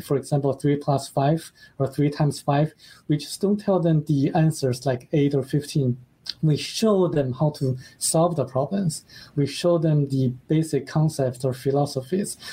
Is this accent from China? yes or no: yes; China; moved away; that country is my home country